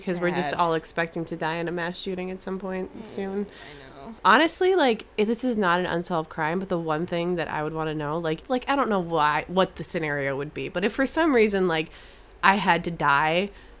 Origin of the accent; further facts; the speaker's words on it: St. Paul, Minnesota, United States; I grew up in St. Paul, Minnesota.